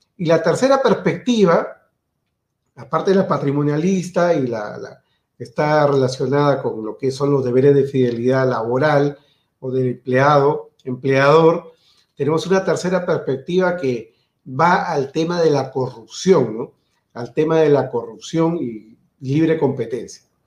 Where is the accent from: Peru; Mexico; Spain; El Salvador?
Peru